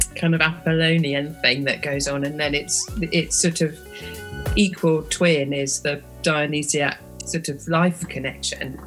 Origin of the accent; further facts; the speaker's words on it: Bristol, South West England, United Kingdom; I grew up in Bristol, which in the sort of late 70s was really a reggae city.